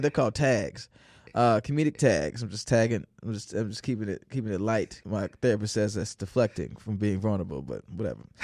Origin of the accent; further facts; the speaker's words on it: Naperville, Illinois, United States; also born or lived in St. Louis, Missouri / Chicago, Illinois; Growing up in Naperville